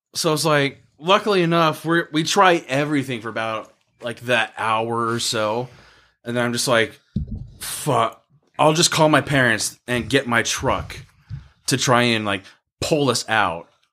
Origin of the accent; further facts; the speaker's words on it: United States; I'm American